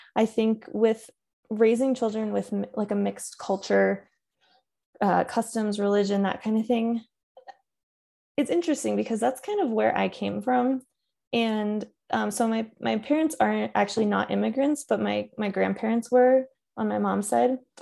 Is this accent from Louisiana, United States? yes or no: no; Connecticut, United States; I grew up in Connecticut